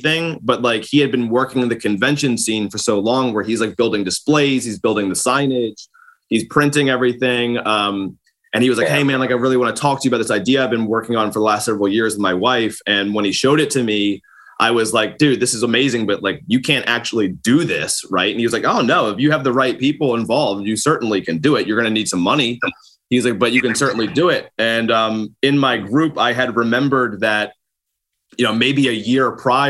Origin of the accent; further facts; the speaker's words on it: Baltimore, Maryland, United States; I'm from Baltimore.